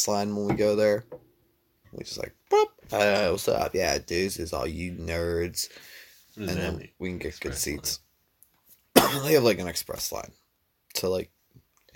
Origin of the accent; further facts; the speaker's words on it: United States; as an American